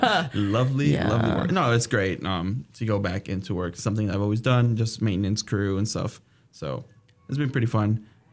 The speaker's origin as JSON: {"language": "English", "region": "Alaska", "country": "United States", "said": "It's like, cool, I'm from Alaska, but I'm not used to this either."}